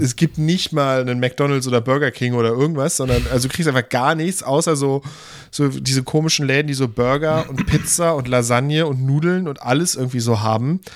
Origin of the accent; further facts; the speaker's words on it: Germany; wir sind als Deutsche